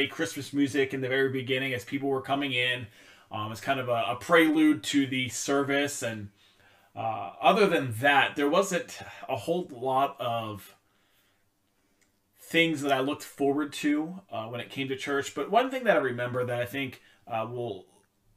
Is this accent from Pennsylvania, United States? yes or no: yes; Pennsylvania, United States; moved away as an adult; now in Vermont, United States; My family, we grew up going to a Methodist church in our hometown and in Pennsylvania. As some of you may know, some of you may not know, I'm originally from Pennsylvania